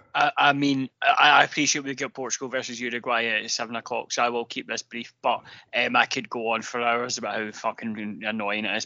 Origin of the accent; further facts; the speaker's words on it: Glasgow, Scotland, United Kingdom; I am actually from Drumchapel. I grew up in Drumchapel uh, for the first five years